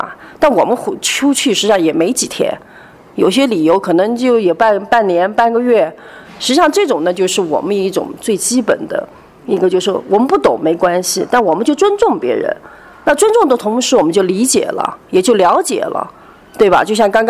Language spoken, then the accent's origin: Chinese; Fujian, China; 那我是闽南人。呃，闽南人呢，我们闽南人就是像我们每一家都有家庙，我有家谱。